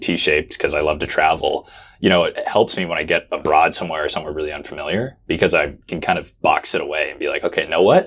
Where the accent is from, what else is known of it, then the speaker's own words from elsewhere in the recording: Oregon, United States; I'm from Oregon